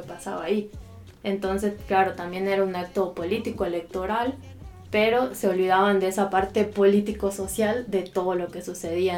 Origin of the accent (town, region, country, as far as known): Argentina; moved away; also born or lived in Central America